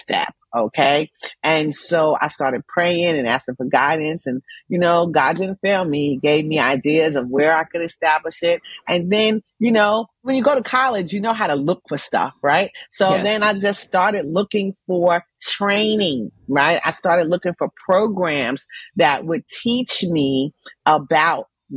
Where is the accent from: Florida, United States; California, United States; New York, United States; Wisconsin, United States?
New York, United States; New York City; I'm from Jamaica, Queens, New York